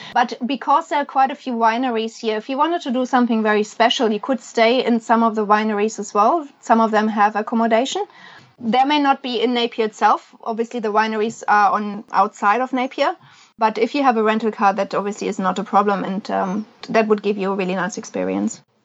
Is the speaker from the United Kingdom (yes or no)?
no; Germany; also born or lived in Australia; now in New Zealand; I'm I'm from Germany